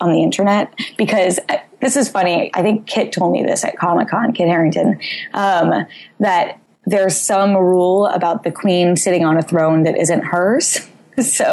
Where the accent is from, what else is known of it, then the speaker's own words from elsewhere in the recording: New England, United States; I grew up in New England